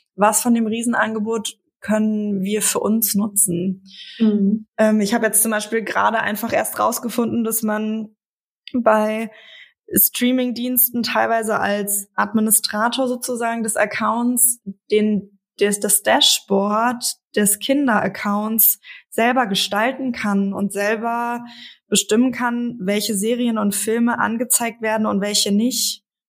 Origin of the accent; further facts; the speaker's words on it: Frankfurt, Hesse, Germany; moved away; Ich komme aus Frankfurt, meine Eltern und meine jüngste Schwester leben noch dort